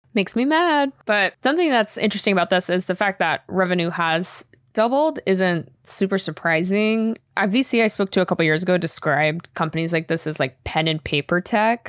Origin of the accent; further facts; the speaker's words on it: Boston area, Massachusetts, United States; moved away; I won't say I'm from Boston 'cause I'm not a liar, but I'm from the area.